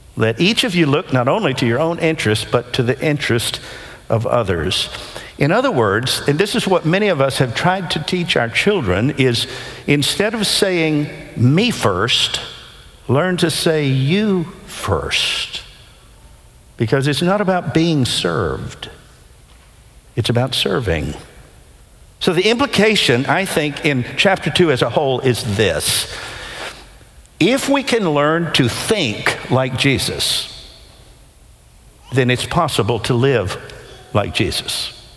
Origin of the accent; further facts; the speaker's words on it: Nashville, Tennessee, United States; When I was growing up in Nashville as a teenager in the 70s